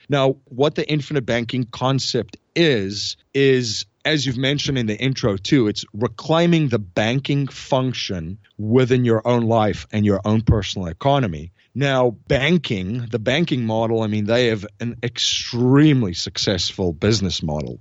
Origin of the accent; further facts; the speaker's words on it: South Africa; moved away as an adult; now in United States; I'm originally from South Africa. I came to the United States in two thousand and one after I graduated university